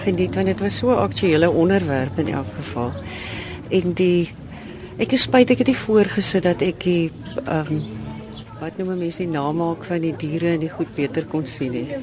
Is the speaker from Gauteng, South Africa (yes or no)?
no; Robertson, Western Cape, South Africa; Ek is van Robertson